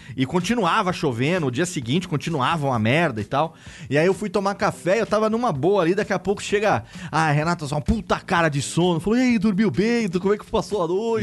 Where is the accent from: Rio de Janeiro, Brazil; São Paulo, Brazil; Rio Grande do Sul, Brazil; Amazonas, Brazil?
São Paulo, Brazil; como bom paulista que sou